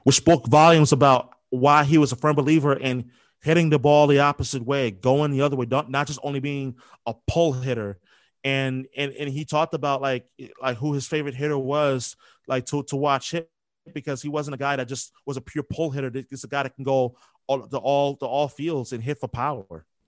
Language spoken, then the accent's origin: English; New York, United States; moved away as an adult; also born or lived in Philadelphia; now in Boston, United States; Growing up in New York